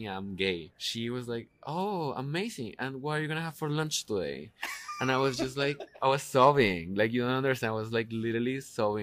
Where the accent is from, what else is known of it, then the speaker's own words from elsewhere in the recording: Colombia; English is a second language; moved away; I grew up in Colombia, but like by moving here